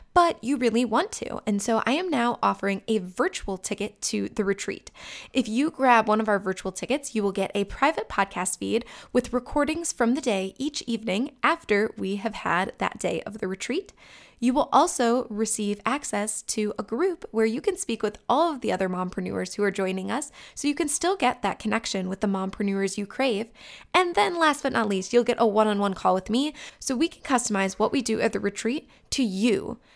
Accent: Sugar Falls, Ohio, United States; my hometown of Sugar Falls, Ohio

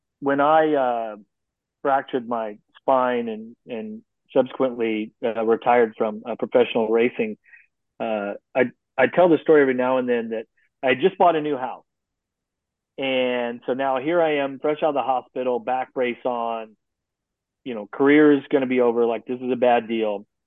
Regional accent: United States; as an American

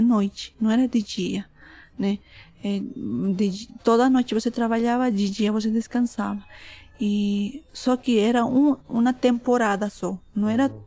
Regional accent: Bolivia; Portuguese is a second language; moved away as an adult; also born or lived in Tacna, Peru; now in Brazil; Eu nasci no Tacna, Peru. Eu cresci na Bolívia. Agora estou morando no Brasil

